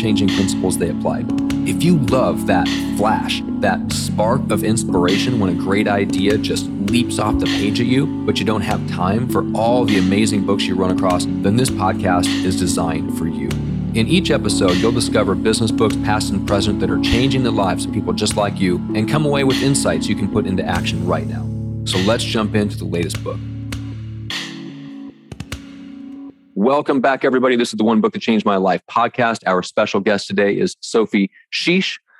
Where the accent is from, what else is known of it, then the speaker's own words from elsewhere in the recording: Midwest, United States; growing up in the Midwest